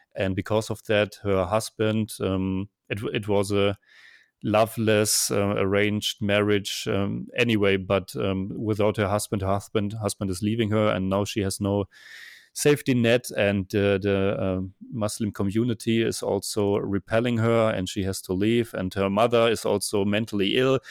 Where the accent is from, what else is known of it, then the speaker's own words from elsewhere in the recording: Germany; now in Vienna, Austria; I'm originally from Germany, and now I'm living in Vienna, Austria